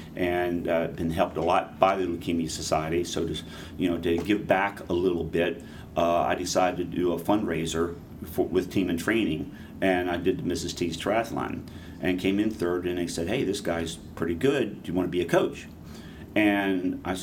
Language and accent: English; Pennsylvania, United States; where I was growing up in Pennsylvania